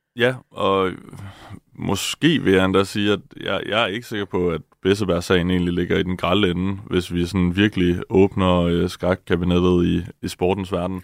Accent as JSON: {"language": "Danish", "country": "Denmark"}